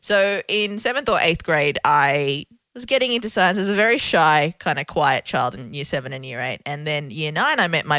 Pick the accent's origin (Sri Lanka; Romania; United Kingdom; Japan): Sri Lanka; Colombo, Western Province; born there; I was born in Sri Lanka. In the capital city of Colombo, hence the package of the looks.